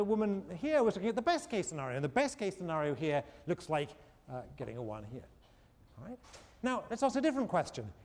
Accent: England, United Kingdom; moved away as an adult; when I was a kid growing up in England

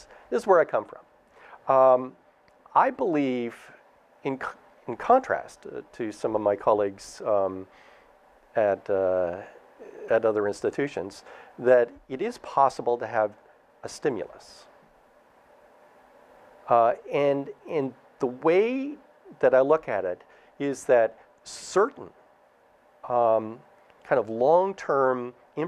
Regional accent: Canada; now in United States; I'm Canadian.

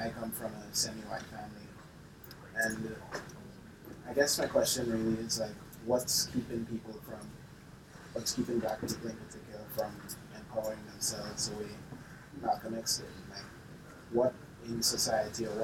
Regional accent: Grenada; moved away; I'm from Grenada in the Caribbean. And where we grew up, like, the nation is predominantly, like, Afro-Caribbean

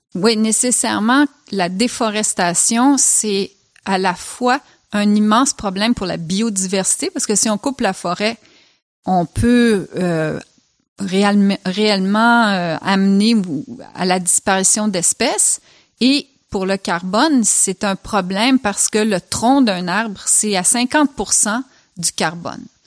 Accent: Switzerland; moved away; j'ai grandi en Suisse

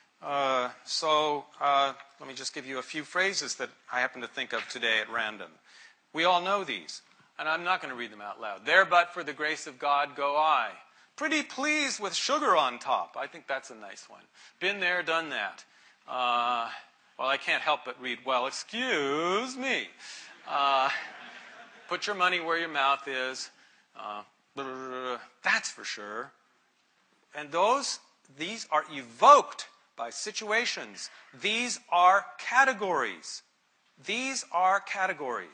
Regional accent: United States; being American

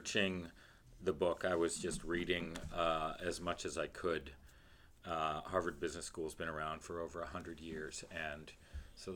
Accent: Canada; moved away; I'm Canadian.

